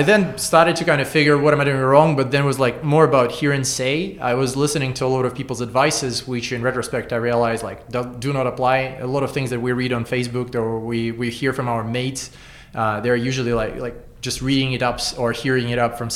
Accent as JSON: {"language": "English", "region": "Saint Petersburg", "country": "Russia", "tie": "born or raised there", "moved": "as an adult", "lives_now": "Singapore", "said": "I was born in Russia and I lived in St. Petersburg all these years. And around 10 years ago, I moved to Singapore"}